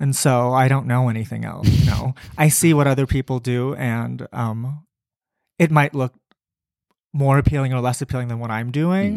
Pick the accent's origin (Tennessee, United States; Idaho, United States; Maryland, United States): Maryland, United States; I grew up in Maryland